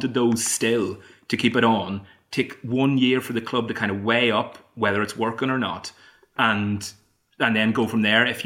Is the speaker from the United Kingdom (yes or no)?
no; Ireland; moved away; as an Irishman, I have to go home at Christmas